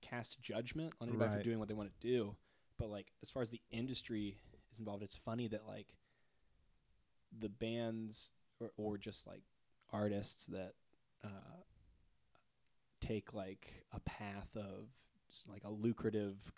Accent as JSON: {"language": "English", "town": "Atlanta", "region": "Georgia", "country": "United States", "tie": "born or raised there", "moved": "yes", "lives_now": "Nashville, United States", "said": "We're from Atlanta together"}